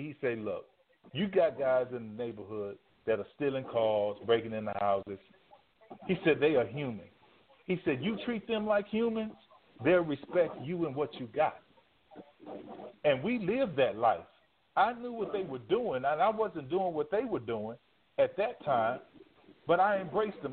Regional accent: Dallas, Texas, United States; now in Houston, United States; Right now, I'm in Houston. I'm from Dallas

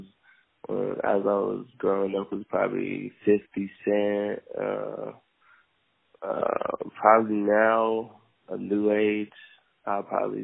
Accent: Los Angeles, California, United States; I'm from Pacoima, California

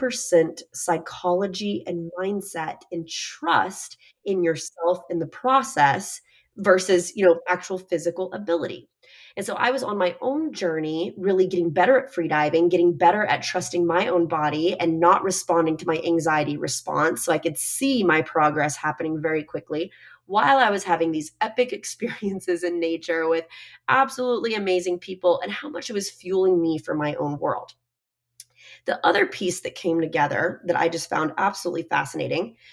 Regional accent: Texas, United States; now in Miami, United States; I'm also from Texas

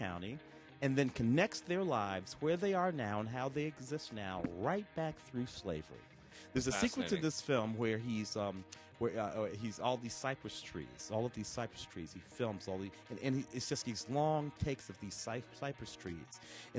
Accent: Tennessee, United States; born there; I was born in Tennessee. And you grow up going back there. We grew up in the city, but we were always going back down south.

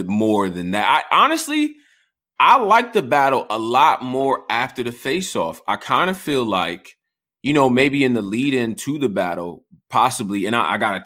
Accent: Rochester, United States; I'm from Rochester.

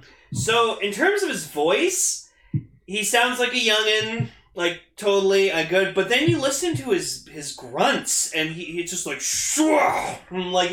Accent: Canada; I'm Canadian and that's how we say Z. We say Zed.

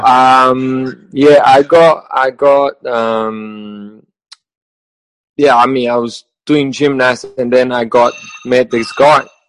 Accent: Brazil; English is a second language; moved away as an adult; also born or lived in England / Spain / New Zealand; I'm from Brazil, uh, yeah. from a very small city in the countryside in the middle of Brazil.

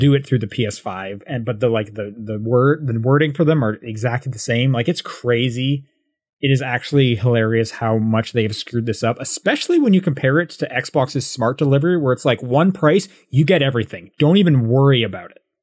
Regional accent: Calgary, Alberta, Canada; moved away; I'm from Calgary

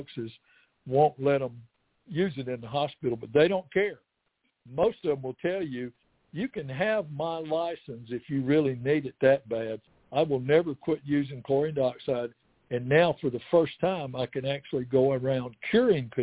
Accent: Alabama, United States; now in East Tennessee, United States; I'm from Alabama

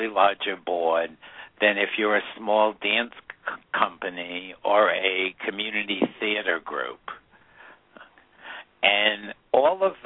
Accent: New England, United States; I grew up in New England

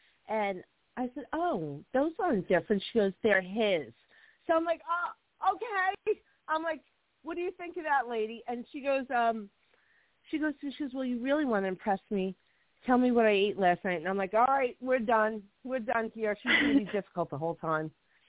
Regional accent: Hoboken, New Jersey, United States; born there; When I was a little girl, we moved to another town. I was born in Hoboken, and we moved out to another town.

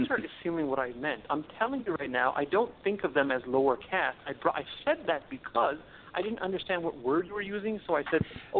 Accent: United States; I was born in America. My background is from India, for the record.

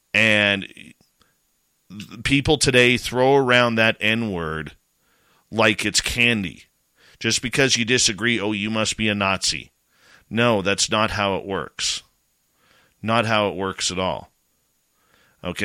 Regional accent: Canada; I'm Canadian

